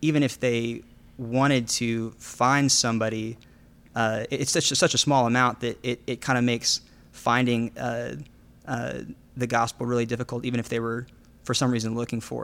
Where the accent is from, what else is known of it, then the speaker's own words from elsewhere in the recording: Midland County, Texas, United States; also born or lived in Nepal; now in Dallas, United States; I was born and raised outside of the city limits in Midland County